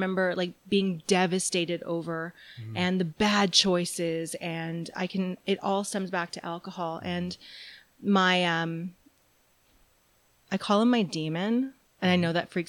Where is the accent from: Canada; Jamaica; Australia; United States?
Canada; New Brunswick; now in Calgary, Canada; I call Calgary home, and I've been here for 20 years now. I'm originally from New Brunswick.